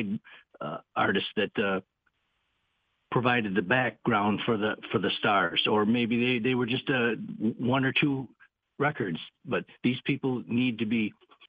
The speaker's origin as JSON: {"language": "English", "town": "Whitehall", "region": "Michigan", "country": "United States", "tie": "born or raised there", "said": "We put on concerts in my hometown in Whitehall"}